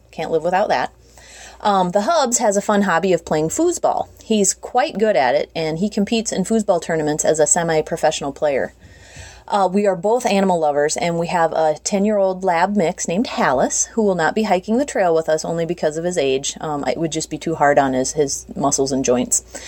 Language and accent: English; United States; moved away as an adult; also born or lived in South Carolina; now in South Dakota, United States; We've lived in South Carolina for the last decade, but we're originally from the Minnesota South Dakota area